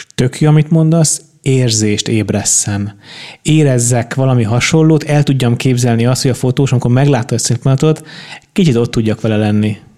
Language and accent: Hungarian; Budapest, Hungary; én Óbudán nőttem föl